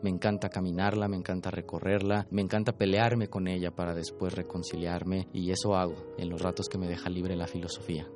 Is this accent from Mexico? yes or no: yes; Mexico City, Mexico; Nací en la Ciudad de México en 1990.